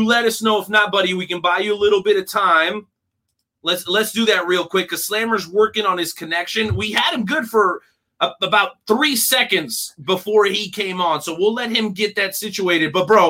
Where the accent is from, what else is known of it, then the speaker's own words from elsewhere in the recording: Florida, United States; That's my home state.